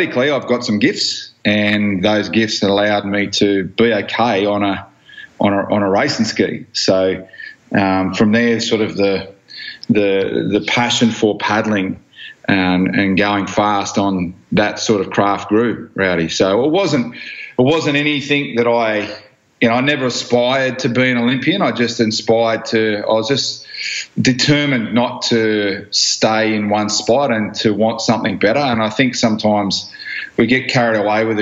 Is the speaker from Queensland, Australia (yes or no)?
no; Blacktown, New South Wales, Australia; I grew up in Blacktown in western suburbs of Sydney